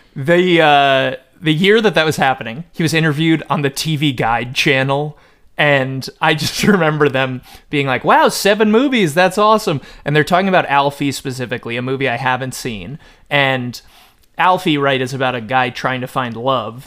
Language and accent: English; Connecticut, United States; I was raised, like, I'm from Connecticut. I was raised, like, Connecticut Catholic